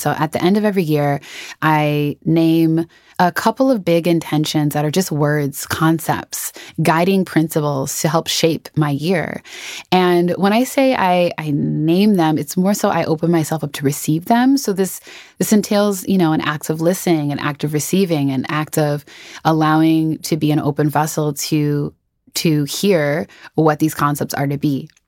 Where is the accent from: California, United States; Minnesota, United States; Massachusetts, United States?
Minnesota, United States; Twin Cities; moved away as an adult; I am from Minnesota. I grew up in the Twin Cities, um, so the Saint Paul, Minneapolis area, from birth to when I, when I left in my early twenties